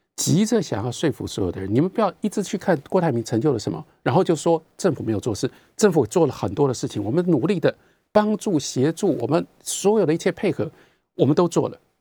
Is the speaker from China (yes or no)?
no; Taiwan; 跟我们台湾人民说：